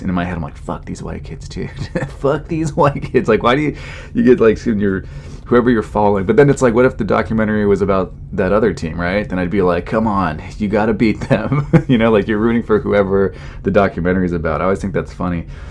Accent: California, United States; I grew up in California

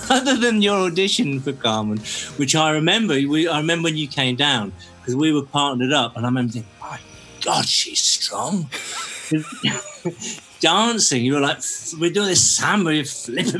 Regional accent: Cornwall, South West England, United Kingdom; moved away; growing up in Cornwall, you want to move away

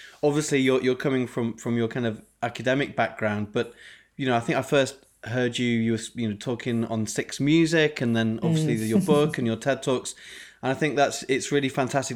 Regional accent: Yorkshire and the Humber, United Kingdom; growing up in Yorkshire, playing the trombone in the brass band.

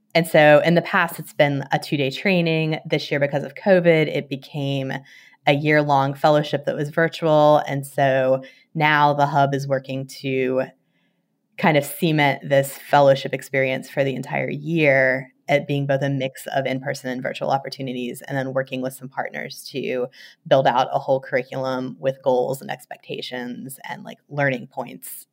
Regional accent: West Virginia, United States; moved away; like a lot of West Virginians, I spend a lot of times in the woods

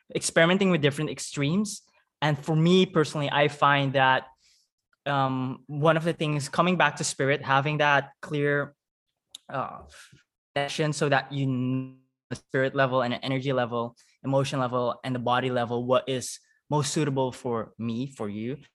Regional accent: Suriname; accent: Surinamese; English is a second language; moved away as an adult; also born or lived in Netherlands; I speak Dutch with a Surinamese accent

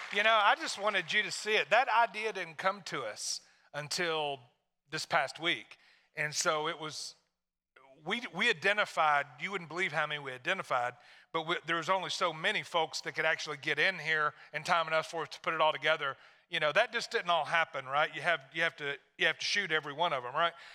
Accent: Tennessee, United States; moved away; I'm from Tennessee.

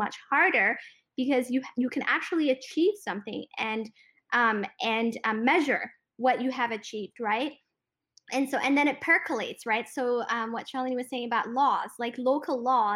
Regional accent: Ethiopia; I'm an Eritrean ethnically who was born and raised in Ethiopia

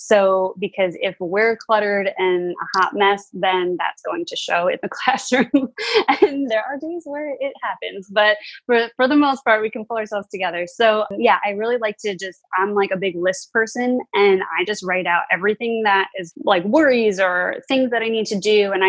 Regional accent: New York, United States; now in New Jersey, United States; I'm not. I'm actually originally from New York. And then I recently, well, like 3 years ago, I moved here because my husband lived here.

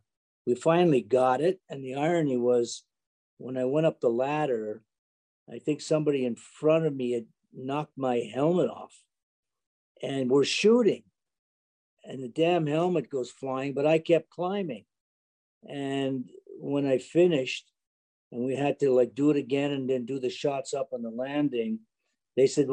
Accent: Canada; I was a Canadian

